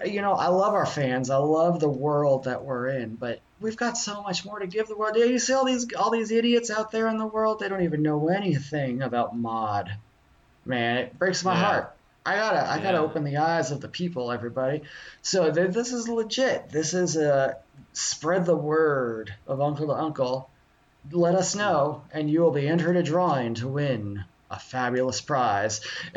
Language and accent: English; Florida, United States; we're just a couple small-town Florida guys. We grew up down there in the Keys, just sifting our toes through conch shells and sand every night